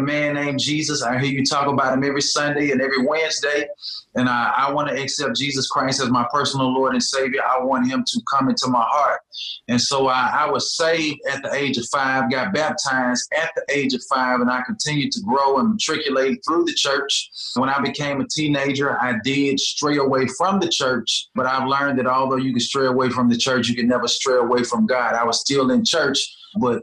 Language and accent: English; Birmingham, Alabama, United States; I'm born and raised in Birmingham, Alabama. I'm a Birmingham native